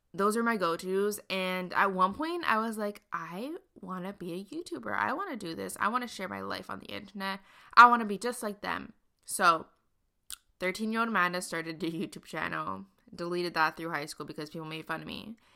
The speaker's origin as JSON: {"language": "English", "town": "Montreal", "region": "Quebec", "country": "Canada", "tie": "born or raised there", "said": "I grew up in Montreal, Canada, and I still live here"}